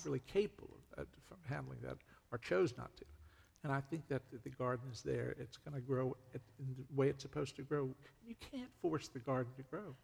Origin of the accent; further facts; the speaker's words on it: Virginia, United States; moved away as an adult; also born or lived in North Carolina; I'm originally from Virginia, mm. and that's where I lived for 42 years approximately